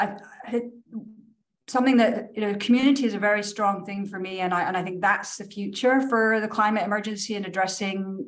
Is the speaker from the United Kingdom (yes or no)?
yes; Scotland, United Kingdom; moved away; also born or lived in New York City; I grew up in Scotland at a time when you weren't taught about the Highland Clearances